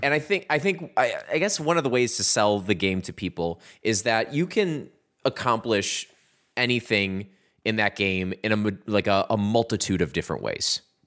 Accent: Midwest, United States; we're from the Midwest

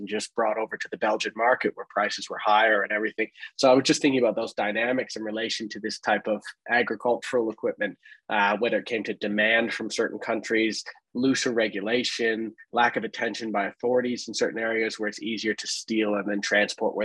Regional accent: Canada; moved away as an adult; as a Canadian

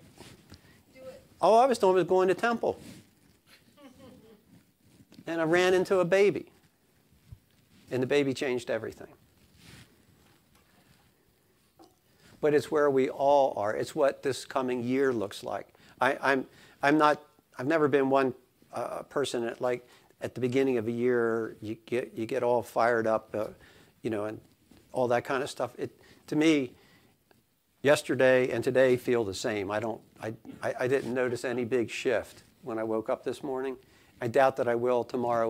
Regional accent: Sussex County, Delaware, United States; accent: Sussex County; I live in Argo's Corner. My accent is Sussex County.

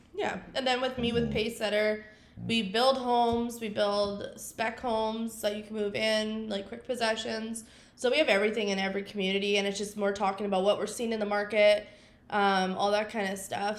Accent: Regina, Saskatchewan, Canada; also born or lived in Vermilion, Alberta; born and raised in Regina

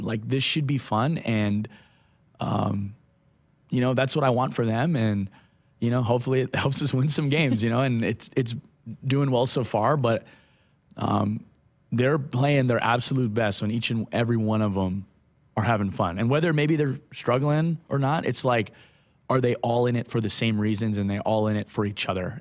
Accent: Hawaii, United States; moved away; I grew up, I grew up in Hawaii

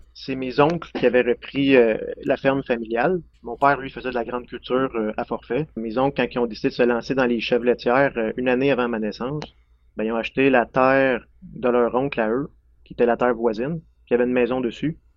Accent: Lefebvre, Quebec, Canada; moved away as an adult; now in Saint-Anicet, Canada; je viens de Lefebvre, près de Drummondville. C'est là que j'ai grandi, sur la ferme ancestrale

